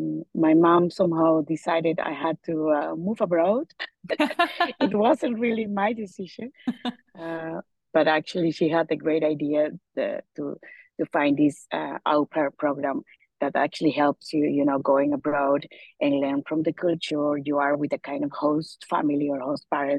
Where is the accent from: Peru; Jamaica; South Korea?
Peru; north coast of Peru, northern Peru; moved away as an adult; now in Netherlands; I'm originally from Peru, from the north of Peru, in the coast